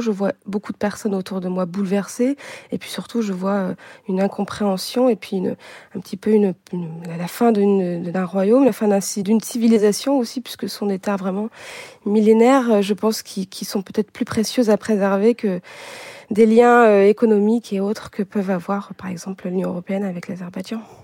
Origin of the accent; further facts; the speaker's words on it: France; first language Armenian; je suis française, mais je partage une langue maternelle avec tous toutes ces réfugiés